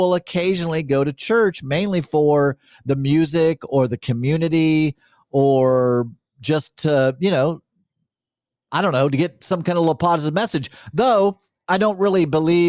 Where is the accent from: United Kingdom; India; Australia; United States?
United States; Kansas City; I came to Kansas City, which I'm from Kansas City